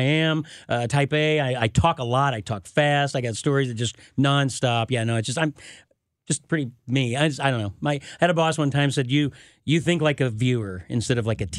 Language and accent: English; Houston, Missouri, United States; now in St. Louis, United States; I am from Houston, Missouri, south of Rolla, about 45 miles.